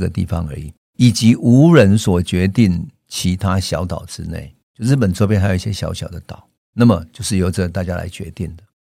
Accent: Taiwan; 就是我们台湾人最关心的台湾

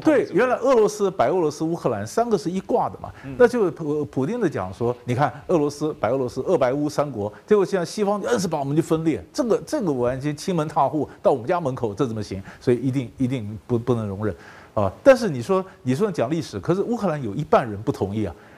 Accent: Taiwan; 我们台湾人哦，是没有国际观的人

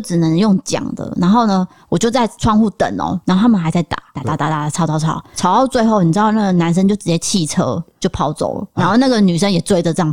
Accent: Taiwan; 我也是台湾人

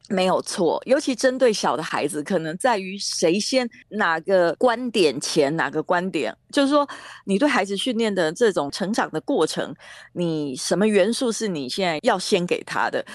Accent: Taiwan; 但是我们毕竟都是在台湾长大的

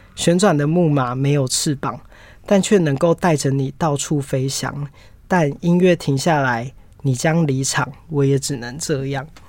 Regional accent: Taiwan; 我们台湾人

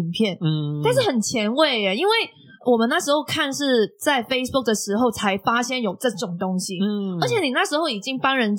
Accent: Macau; now in Taiwan

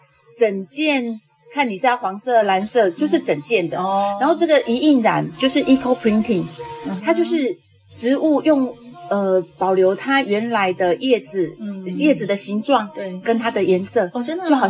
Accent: Chishang, Taitung County, Taiwan; 都在台东念的，

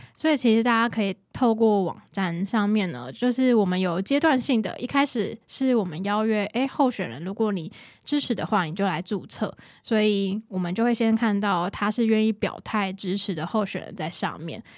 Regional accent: Kaohsiung, Taiwan; 我都会跟大家介绍我是高雄人

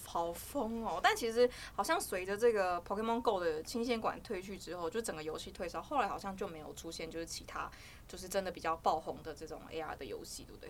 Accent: Hualien County, Taiwan; 因为我是花莲人

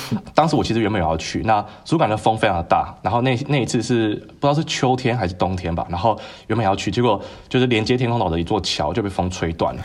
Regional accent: Tainan, Taiwan; 我来自台南

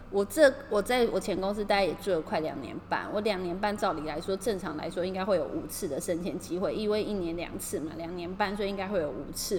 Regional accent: Taiwan; now in Tokyo, Japan; 对我是台湾人来说

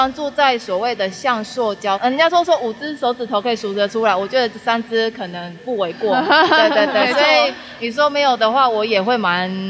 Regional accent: Taichung, Taiwan; 因为我们都是台中人，

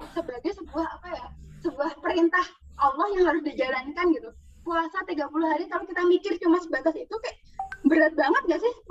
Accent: Java, Indonesia; Dari dulu kan di selain di Jawa, apalagi aku emang orang Jawa ya, pernah denger nggak kalau di Jawa tuh kadang ada poso muteh

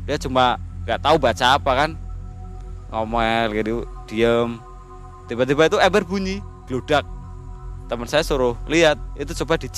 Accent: Alas Roban, Central Java, Indonesia; itu kejadiannya di mana di sini di kampung saya di alas roban

